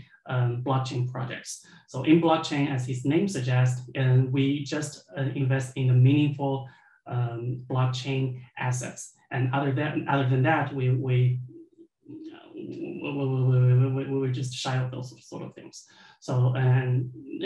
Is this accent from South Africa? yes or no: no; China; moved away as an adult; also born or lived in Wuhan, China / Stuttgart, Germany / Frankfurt am Main, Germany; I was born in China, and then I took my bachelor's degree in China